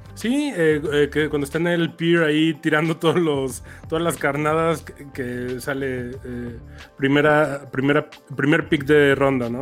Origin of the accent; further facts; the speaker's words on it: Mexico; por ser mexicanos